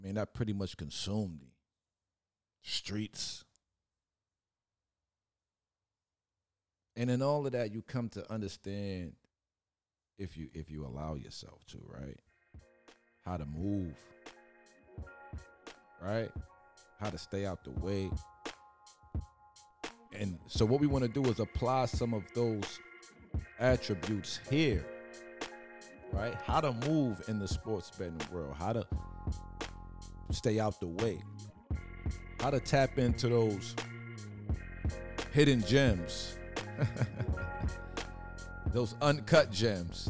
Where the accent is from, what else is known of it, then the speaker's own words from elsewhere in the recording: New York City, New York, United States; I'm from Brooklyn.